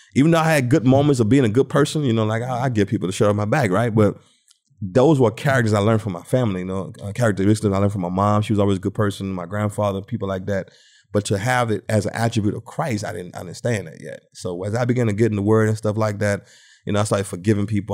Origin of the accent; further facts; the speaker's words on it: Thibodaux, Louisiana, United States; also born or lived in New Orleans, Louisiana; moved out in Thibodeau, Louisiana, and started growing up out there